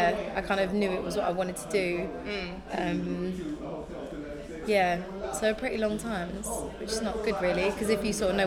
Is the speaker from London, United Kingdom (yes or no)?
yes; London, United Kingdom; I grew up in Zone 1.